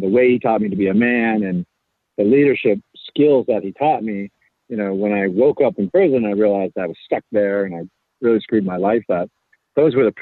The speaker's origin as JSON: {"language": "English", "town": "Anderson", "region": "California", "country": "United States", "tie": "born or raised there", "said": "I grew up in Anderson, California, which is in Northern California, kind of right above the Central Valley"}